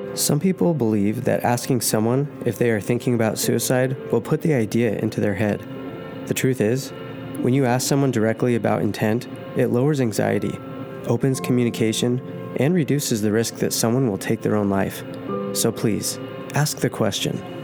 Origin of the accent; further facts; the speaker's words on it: Southern California, United States; moved away as an adult; now in Utah, United States; I grew up in Southern California, basically all around Southern California. Um, moved to Utah five years ago